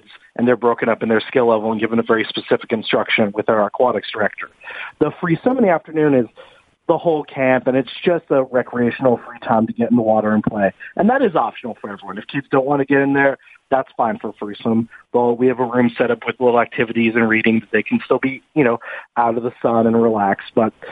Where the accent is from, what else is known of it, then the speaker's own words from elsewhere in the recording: the Valley, Southern California, United States; I grew up in Southern California here in the Valley.